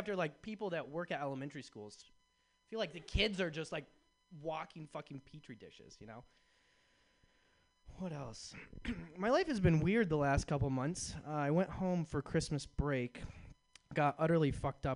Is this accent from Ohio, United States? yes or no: no; Iowa, United States; moved away as an adult; also born or lived in Chicago; now in San Francisco, United States; I grew up in the Midwest in Iowa